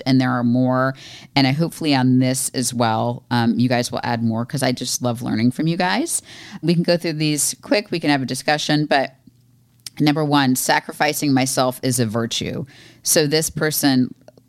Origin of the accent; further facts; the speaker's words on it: Florida, United States; moved away; I'm from Florida